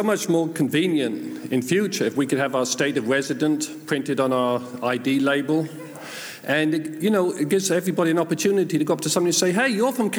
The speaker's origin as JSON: {"language": "English", "region": "England", "country": "United Kingdom", "tie": "born or raised there", "moved": "yes", "lives_now": "Ohio, United States", "said": "I was born in England, and the answer to your next question is 30 years."}